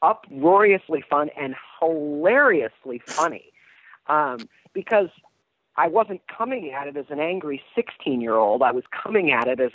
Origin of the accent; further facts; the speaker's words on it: Ann Arbor, Michigan, United States; I'm from Ann Arbor, which is a unique place to be from musically